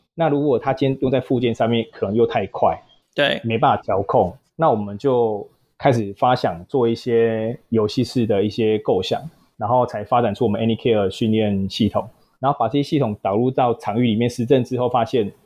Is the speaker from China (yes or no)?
no; southern Taiwan, Taiwan; 本身南部人啊，所以求学阶段啦，然后也没有到北部，北部过，然后也是土生土长的南部人